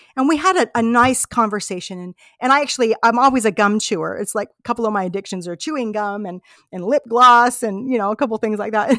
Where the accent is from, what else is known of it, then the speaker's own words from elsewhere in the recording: United States; we're from America, you know, I'm, I'm from this part of America